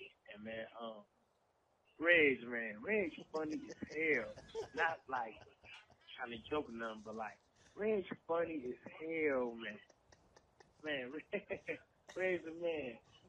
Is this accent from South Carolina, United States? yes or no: no; Milwaukee, Wisconsin, United States; I'm from Milwaukee, right? I'm from Milwaukee, Wisconsin, man.